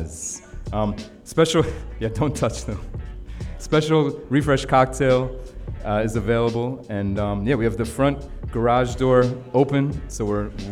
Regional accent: New York City, New York, United States; It's my hometown in Brooklyn

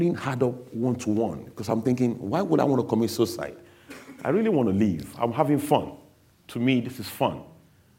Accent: Nigeria; now in England, United Kingdom; I was born in England, but I grew up in Nigeria

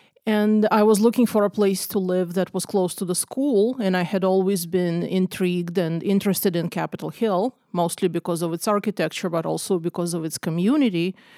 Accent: Russia; moved away as an adult; also born or lived in Israel; now in Seattle, United States; Well, I was born in Russia, or really the Soviet Union, and I lived there till my early 20s. And then I moved to Israel, where I lived for about 5 years. And then I came to the greater Seattle in 1999.

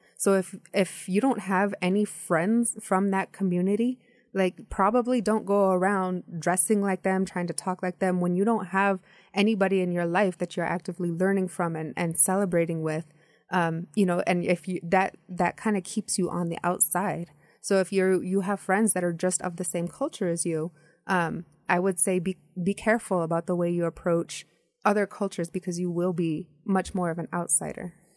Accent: United States; I grew up in the United States.

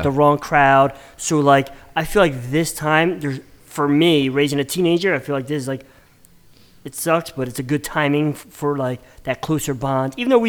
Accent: Bristol, Pennsylvania, United States; we grew up in Bristol Borough, so it was small.

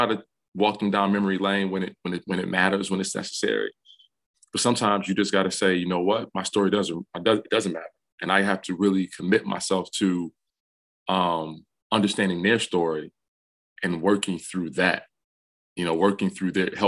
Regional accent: Detroit, Michigan, United States; moved away as an adult; now in Ann Arbor, United States; growing up in Detroit

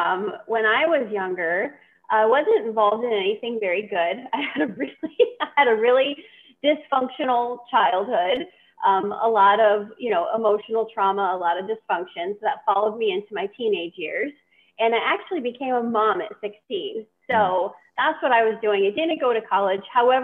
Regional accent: Ohio, United States; We were Northwest Ohio, a little bit outside of the Toledo area, so very close to the Ohio-Michigan borde

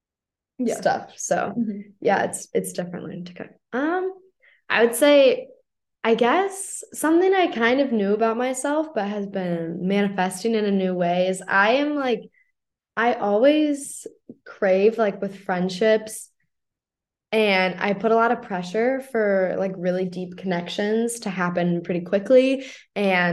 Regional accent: St. Louis, Missouri, United States; I'm obviously American. I'm from St. Louis.

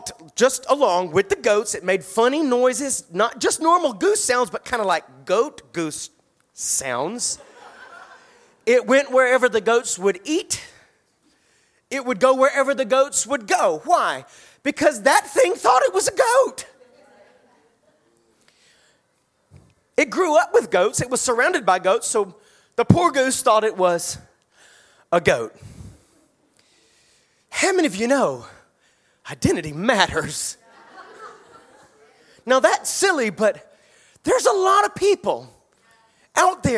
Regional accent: Statesboro, Georgia, United States; When I was a child, I grew up in South Georgia in a little town called Statesboro.

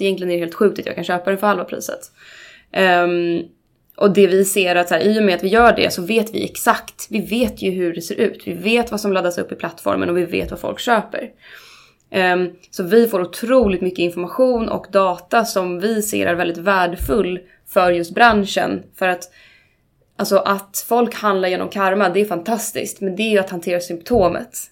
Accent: Uppsala, Uppsala County, Sweden; Jag är uppvuxen ute, ute, ute i skogen utanför Uppsala.

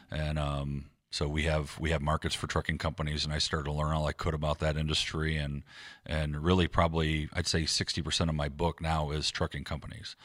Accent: Defiance, Ohio, United States; also born or lived in Akron, Ohio; now in Waterville, United States; I was born and raised in Defiance, Ohio, a little town west of here.

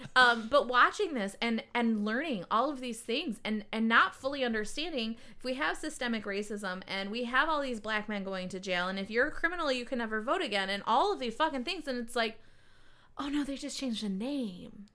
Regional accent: Livonia, Michigan, United States; I grew up in Livonia too, and then I went to Michigan State

